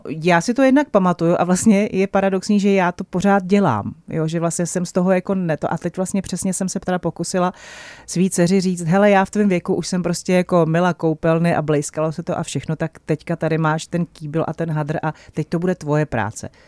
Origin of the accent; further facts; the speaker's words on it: Czechia; my Češi